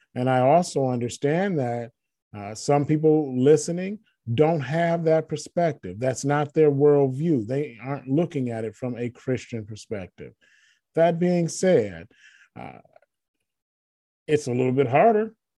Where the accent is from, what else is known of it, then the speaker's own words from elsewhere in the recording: Michigan, United States; moved away; michigan where i'm from where i grew up i don't live there now that's my home state